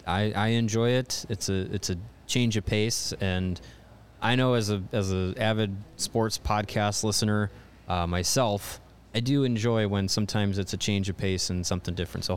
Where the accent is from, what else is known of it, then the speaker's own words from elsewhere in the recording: Kenosha, Wisconsin, United States; I'd do it in my hometown in Kenosha. I'd bring the cup to the rink that I learned to skate and play at, the Kenosha Ice Arena.